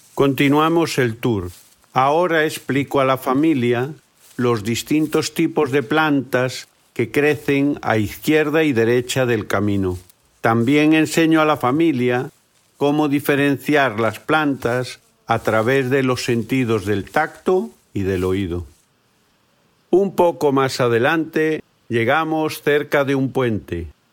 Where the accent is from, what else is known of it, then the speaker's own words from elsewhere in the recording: Galicia, Spain; Soy de Galicia, en el noroeste de España